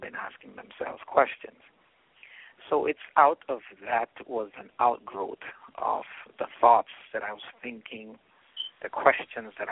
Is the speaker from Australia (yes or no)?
no; British Virgin Islands; moved away as an adult; also born or lived in United States; I'm from the British Virgin Islands, so I live in probably the most beautiful part of the world.